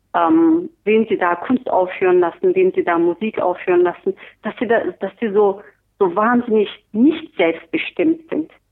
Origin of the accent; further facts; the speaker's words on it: Turkey; now in Berlin, Germany; ich bin Türkin